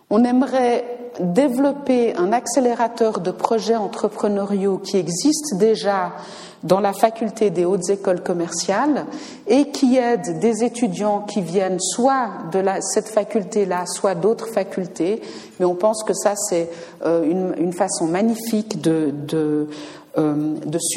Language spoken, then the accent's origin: French; Switzerland; Je peux le dire parce que je suis américaine en plus d'être suisse